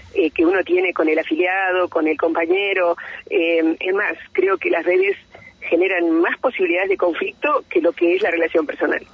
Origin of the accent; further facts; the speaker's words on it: Bahía Blanca, Buenos Aires Province, Argentina; now in Neuquén, Argentina; yo nací en otra provincia, nací en Bahía Blanca, me acogió Neuquén